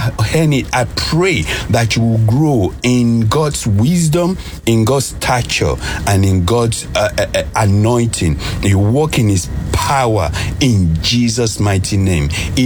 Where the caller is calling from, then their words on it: London, United Kingdom; I'm calling from London.